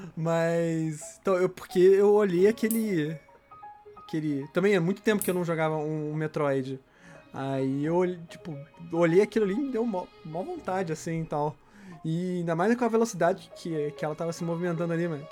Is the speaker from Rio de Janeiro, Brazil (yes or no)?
yes; Rio de Janeiro, Brazil; a gente é do Rio